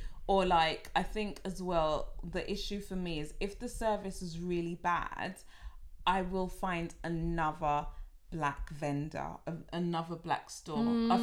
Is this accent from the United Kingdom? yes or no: yes; United Kingdom; because I'm British and I'm so bad at haggling, I don't know how to I don't know how to haggle.